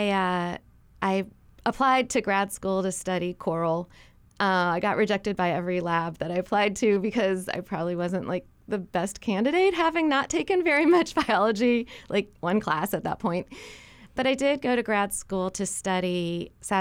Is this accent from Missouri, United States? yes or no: yes; St. Louis, Missouri, United States; So I grew up in St. Louis, Missouri, which is in really the center of the mainland